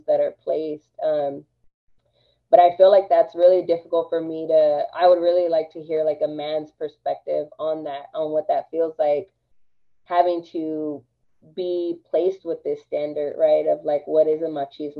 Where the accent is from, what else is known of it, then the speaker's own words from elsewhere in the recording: Austin, Texas, United States; I am Chicana. I was raised in East Austin.